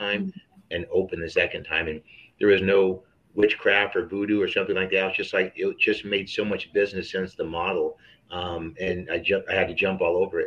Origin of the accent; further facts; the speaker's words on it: Elk Grove, California, United States; also born or lived in New York; I'm working at Elk Grove, California, which is right by Sacramento. Born and raised.